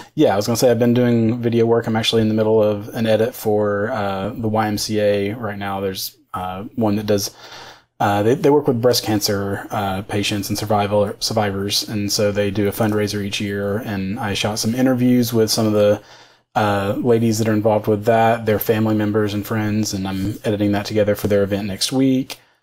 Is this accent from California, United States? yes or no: no; outside of Knoxville, Tennessee, United States; now in Nashville, United States; I grew up outside of Knoxville, so uh, on kind of on the other side of the state